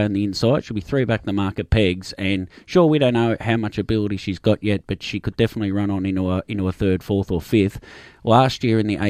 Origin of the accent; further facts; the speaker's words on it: Yarra Valley, Victoria, Australia; I grew up around the Yarra Valley Racetrack